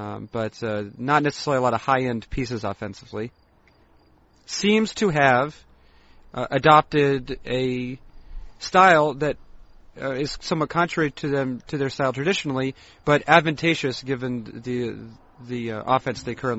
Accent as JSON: {"language": "English", "region": "East Coast", "country": "United States", "tie": "born or raised there", "also_born_or_lived": "Seattle / Montana", "moved": "yes", "said": "I know that in the East, when I grew up in the East Coast, and Twizzlers were the more famous."}